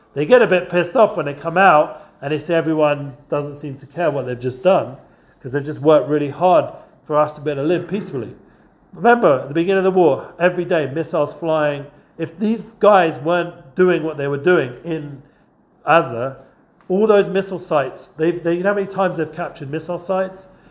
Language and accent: English; England, United Kingdom; now in Israel; I'm English.